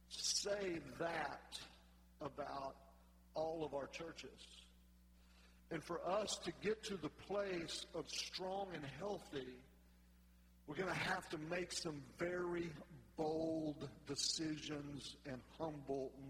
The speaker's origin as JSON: {"language": "English", "region": "North Louisiana", "country": "United States", "said": "I'm from North Louisiana"}